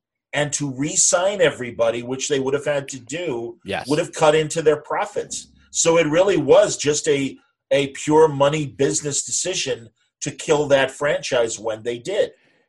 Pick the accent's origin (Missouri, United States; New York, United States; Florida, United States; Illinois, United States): Illinois, United States; Chicago; as a Chicagoan